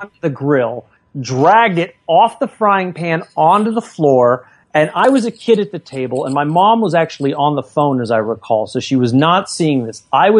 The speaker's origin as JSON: {"language": "English", "region": "California", "country": "United States", "tie": "born or raised there", "said": "the shiny suburb I was growing up in California"}